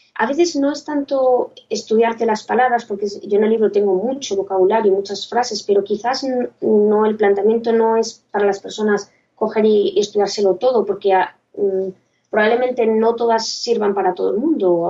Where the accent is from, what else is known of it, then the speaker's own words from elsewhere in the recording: Gijón, Asturias, Spain; soy una chica de Gijón